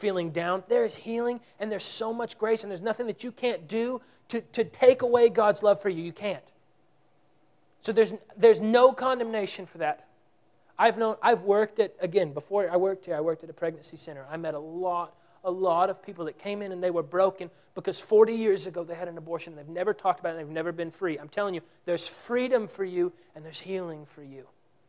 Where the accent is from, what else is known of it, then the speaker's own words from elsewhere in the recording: Texas, United States; We're from Texas